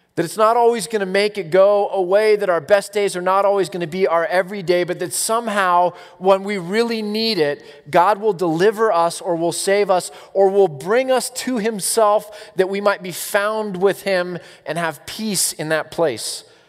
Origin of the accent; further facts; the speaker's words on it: United States; I'm American